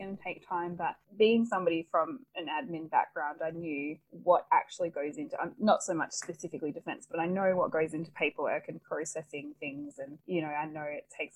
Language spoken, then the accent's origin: English; Perth, Western Australia, Australia; moved away as an adult; also born or lived in Victoria / Sydney; both of us growing up in Perth